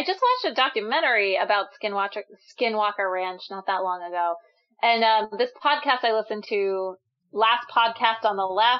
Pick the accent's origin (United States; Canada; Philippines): United States; Pennsylvania; I grew up in Pennsylvania, so in the Northeast, it's like very haunted in general.